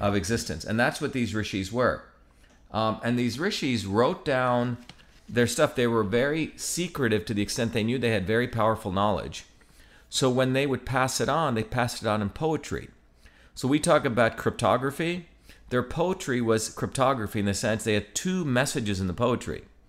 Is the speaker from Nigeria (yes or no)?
no; Mumbai, Maharashtra, India; I grew up in Bombay